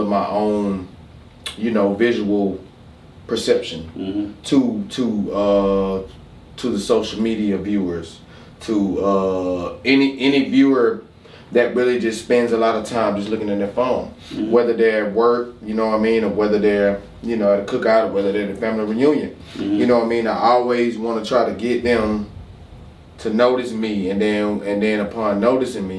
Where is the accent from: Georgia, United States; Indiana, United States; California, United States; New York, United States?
Georgia, United States; Macon; also born or lived in Milledgeville, Georgia; From here, though, mm-hmm. you know, I've been here for a totality of we've gone on about 20 plus years